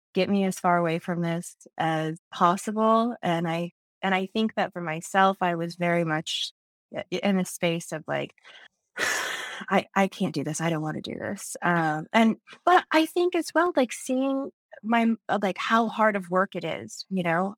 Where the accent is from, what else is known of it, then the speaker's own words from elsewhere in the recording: Indiana, United States; I grew up in, uh, actually a small town in northern Indiana outside of, um, South Bend